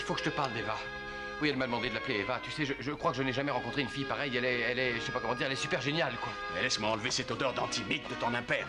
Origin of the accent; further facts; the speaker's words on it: France; chez nous, en France